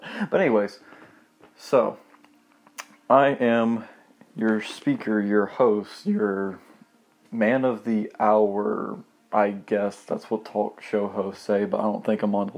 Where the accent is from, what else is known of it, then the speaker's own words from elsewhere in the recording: Monroe, Georgia, United States; Also from the small town called Monroe.